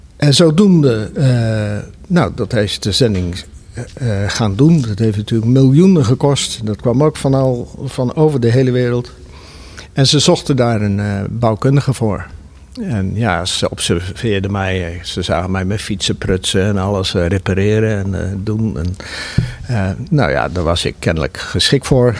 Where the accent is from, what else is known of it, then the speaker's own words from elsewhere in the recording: Zwijndrecht, South Holland, Netherlands; moved away; ik kom zelf uit Zwijndrecht, daar ben ik geboren.